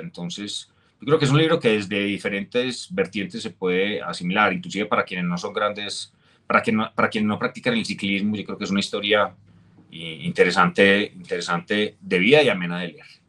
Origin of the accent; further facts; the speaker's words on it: Colombia; mi regreso a Colombia